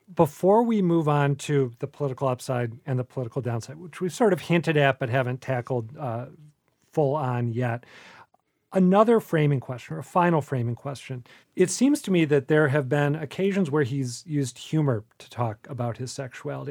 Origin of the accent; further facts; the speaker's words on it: Minneapolis, Minnesota, United States; I grew up in the Twin